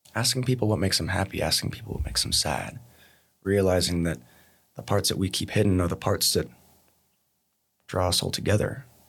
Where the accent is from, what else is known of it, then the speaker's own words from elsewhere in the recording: Montana, United States; moved away as an adult; now in Australia; I was born in America, born in Montana, and I've been living in Australia back and forth for the last fourteen, fifteen years